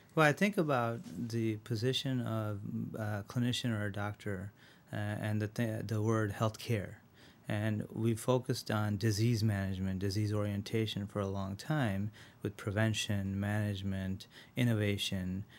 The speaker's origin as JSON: {"language": "English", "town": "Rochester", "region": "New York", "country": "United States", "tie": "born or raised there", "also_born_or_lived": "India", "said": "I was born in India, uh, and when I was seven, I moved to Rochester"}